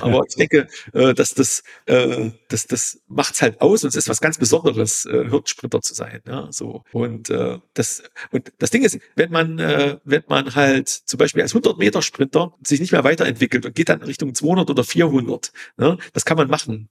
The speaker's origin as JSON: {"language": "German", "region": "East Germany", "country": "Germany", "said": "In Ostdeutschland, ich komme aus, aus dem Osten"}